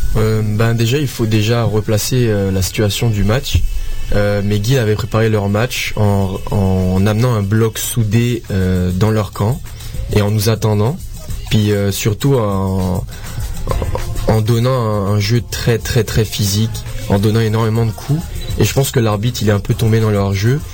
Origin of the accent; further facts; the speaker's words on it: Martinique; moved away; là où j'ai grandi et j'ai été éduqué au soccer